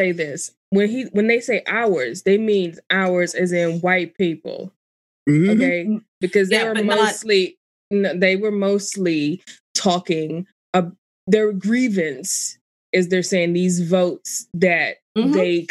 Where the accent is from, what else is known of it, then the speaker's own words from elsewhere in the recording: Washington, District of Columbia, United States; I grew up here in DC. Well, you know, in around DC. I was born here